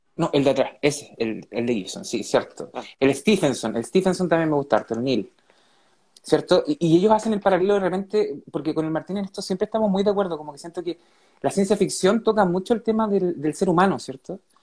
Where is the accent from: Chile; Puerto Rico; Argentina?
Chile; con todas las virtudes y defectos que tenemos los chilenos